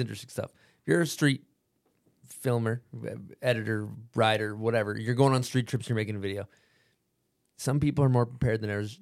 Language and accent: English; United States; where we're from America